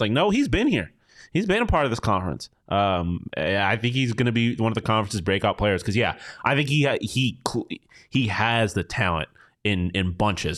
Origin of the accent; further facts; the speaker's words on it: Buffalo, New York, United States; me being from Buffalo